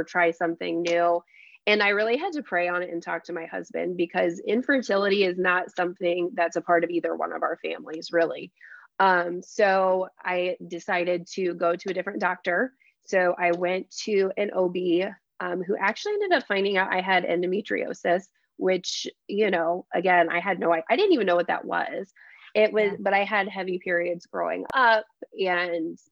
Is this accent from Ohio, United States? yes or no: yes; Celina, Ohio, United States; moved away as an adult; now in Oxford, United States; So I am originally from Salina, Ohio. So it's a very small town